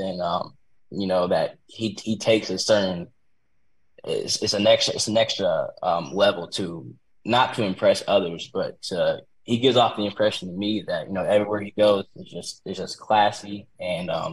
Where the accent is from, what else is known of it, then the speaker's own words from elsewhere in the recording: Florida, United States; now in Georgia, United States; I'm from Florida